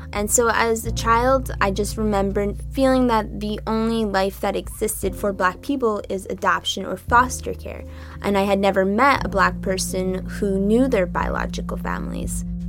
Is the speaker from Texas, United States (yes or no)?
no; Northeast Kingdom, Vermont, United States; also born or lived in Ethiopia / Orleans, Vermont; now in Upper Valley, United States; I grew up in the Northeast Kingdom